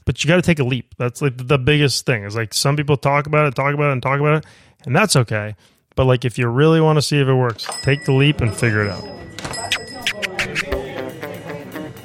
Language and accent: English; Maine, United States; moved away; growing up in Maine